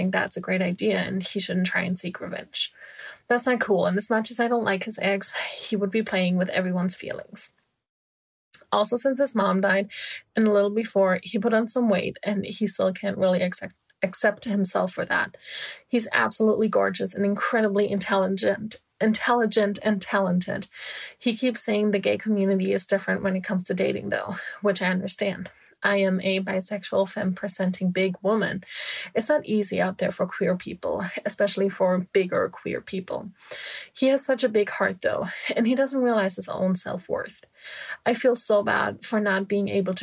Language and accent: English; Germany; moved away as an adult; also born or lived in California; my home country, Germany